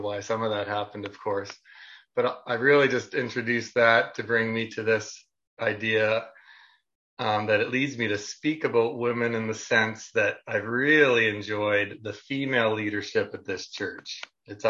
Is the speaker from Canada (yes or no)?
yes; Niagara-on-the-Lake, Ontario, Canada; I grew up in the Mennonite Brethren tradition in Niagara-on-the-Lake, Ontario, Canada